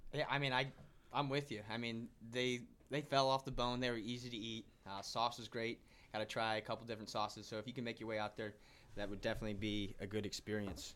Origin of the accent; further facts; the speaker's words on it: Bloomington, Illinois, United States; also born or lived in Decatur, Illinois; I'm originally from Bloomington, Illinois, uh, where I played